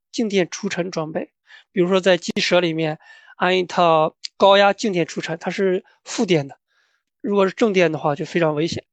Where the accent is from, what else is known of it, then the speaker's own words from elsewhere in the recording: Anhui, China; moved away as an adult; also born or lived in Iowa, United States / Canada; now in Georgia, United States; 我的家乡呢是安徽，然后我在大学的时候是我的，在我家乡的大学，安徽农业大学学的农业建筑环境